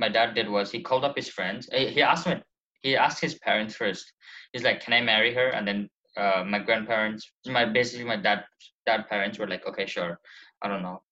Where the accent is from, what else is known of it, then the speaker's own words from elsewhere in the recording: Nepal; moved away; I am from Nepal, full Nepal